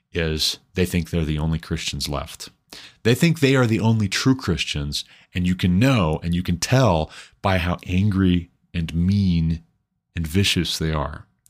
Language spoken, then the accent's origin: English; Montana, United States; moved away; I'm from Montana